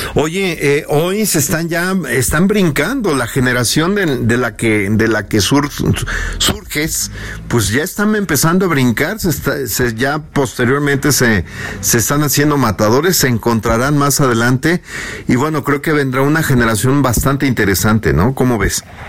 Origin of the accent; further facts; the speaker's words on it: Mexico; como mexicano que somos